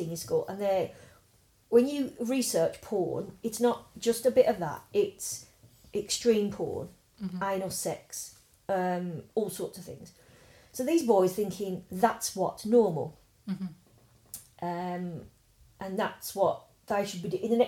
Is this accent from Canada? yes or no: no; Birmingham, West Midlands, United Kingdom; growing up in Druid's Heath, you'd be over the back where it used to be the Bell's farmhouse